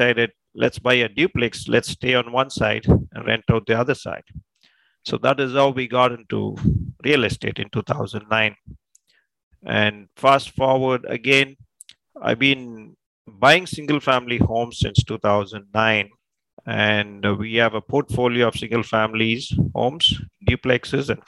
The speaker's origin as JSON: {"language": "English", "country": "India", "tie": "born or raised there", "also_born_or_lived": "California / Texas", "moved": "as an adult", "lives_now": "United States", "said": "I was born and raised in India, and I came to California, Texas in 2000"}